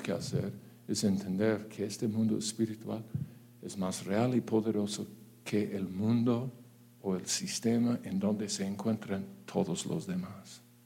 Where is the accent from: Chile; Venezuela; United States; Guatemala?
United States; Spanish is a second language; now in Mexico; yo soy gringo